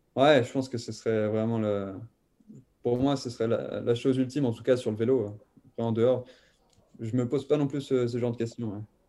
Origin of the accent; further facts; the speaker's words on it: Thonon-les-Bains, Auvergne-Rhône-Alpes, France; also born or lived in Lyon; quand j'ai déménagé de Lyon jusqu'à Tonon-les-Bains, où, mon père, en fait, il connaissait quelqu'un qui, qui tenait l'école de vélo de Tonon-les-Bains. Et donc, euh, on s'est inscrit, euh, mon frère et moi, mais moi, j'avais peut-être 4 ans